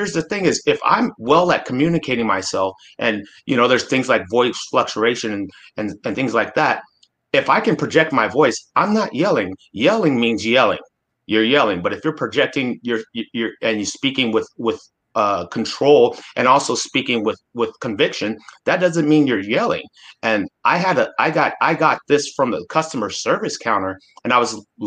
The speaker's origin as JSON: {"language": "English", "town": "Anchorage", "region": "Alaska", "country": "United States", "tie": "born or raised there", "said": "I grew up in Alaska and in Anchorage, Alaska"}